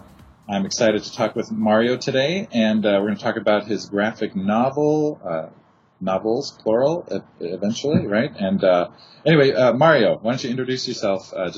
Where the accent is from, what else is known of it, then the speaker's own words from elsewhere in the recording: Los Angeles, California, United States; also born or lived in Northern Kentucky; now in San Diego, United States; But my wife and I are both from LA originally.